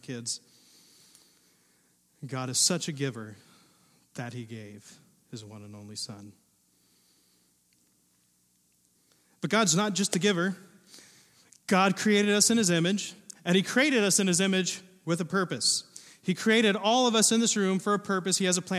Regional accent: southern Ohio, United States; moved away as an adult; also born or lived in Indiana; now in Pacific Northwest, United States; grew up in the Midwest. Now, we had some rolling hills in southern Ohio

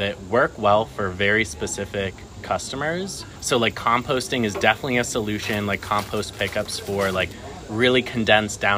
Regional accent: Newtown, Connecticut, United States; moved away as an adult; also born or lived in Jerusalem / South Carolina; now in Pittsburgh, United States; I was actually born in Jerusalem and grew up in Newtown, Connecticut, and then moved to Pittsburgh for school to go to Carnegie Mellon

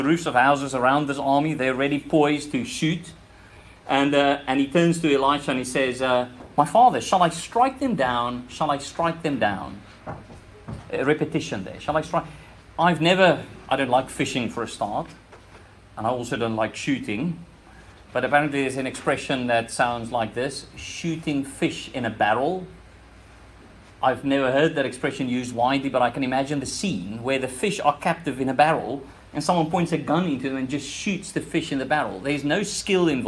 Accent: South Africa; moved away; This is where my accent is from. I'm from that country.

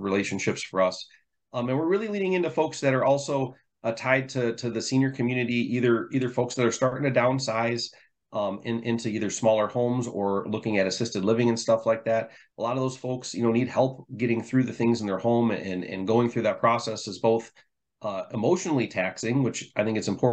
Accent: Michigan, United States; growing up in Michigan and knowing this area, you know, like, Austin and I have lived here our whole lives

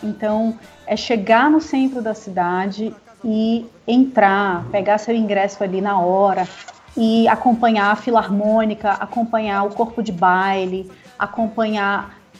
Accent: Manaus, Amazonas, Brazil; como boa manauara bairrista

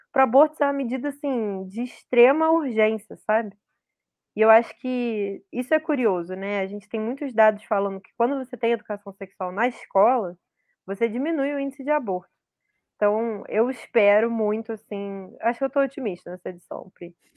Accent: Rio de Janeiro, Brazil; eu sou do Rio de Janeiro cidade

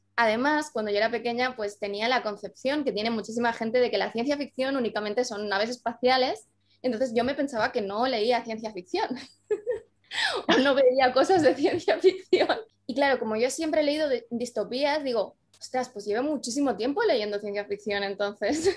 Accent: Andorra; yo soy de Andorra y en Andorra ahora sí que llegan muchísimo las cosas, pero cuando yo era pequeña estábamos un poco aislados del mundo

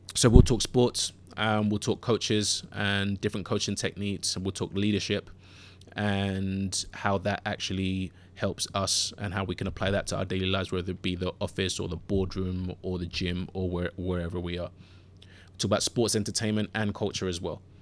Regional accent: London, United Kingdom; accent: London or Southern England; also born or lived in Ghana; I grew up in Southeast London. Um, grew up in, I grew up in Bermondsey and originally born in Ghana and then moved to London w, uh, with my parents when I was th, when I was three and a half.

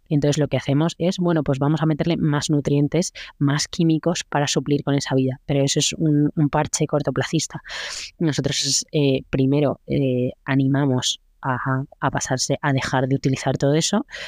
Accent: Spain; yo lo que soy es española

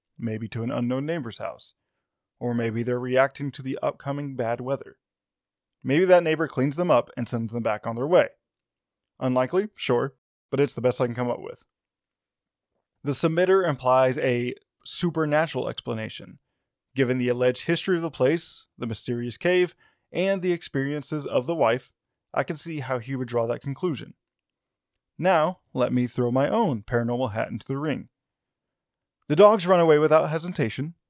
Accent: Arkansas, United States; my home state of Arkansas

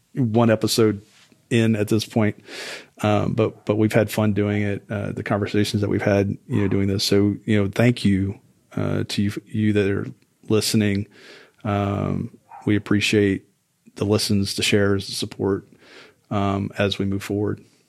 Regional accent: South Louisiana, United States; moved away; I'm originally from South Louisiana

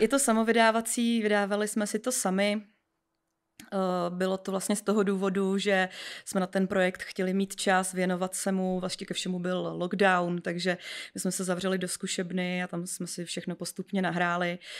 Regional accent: Písek, South Bohemian Region, Czechia; já pocházím z Písku

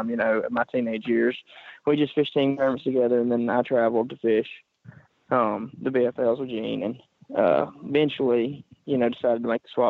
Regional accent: Columbus, Mississippi, United States; now in Florence, United States; I'm originally from Columbus, Mississippi. I grew up in a little community called New Hope.

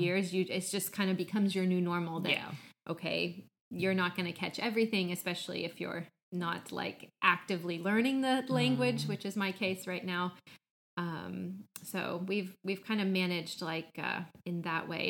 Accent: Midwest, United States; also born or lived in Atlanta, Georgia; now in Finland; I grew up in the Midwest in the States, but I also lived for many years in Atlanta

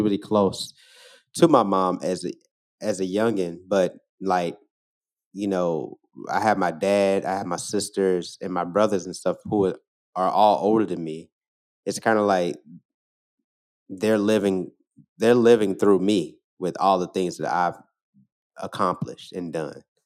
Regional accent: St. Louis, Missouri, United States; moved away as an adult; also born or lived in Oakland, California; now in Chicago, United States; Growing up in Saint Louis, I went to, I grew up on the north side

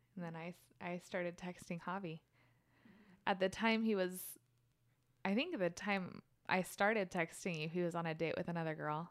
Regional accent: Orem, Utah, United States; moved away as an adult; now in Phoenix, United States; I was born and raised in Orem, Utah

